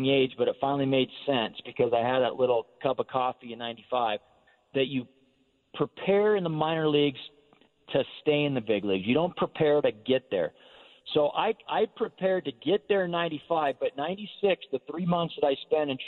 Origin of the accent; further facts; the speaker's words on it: Northern Nevada, United States; I grew up in Northern Nevada, so, you know, Giant fan growing up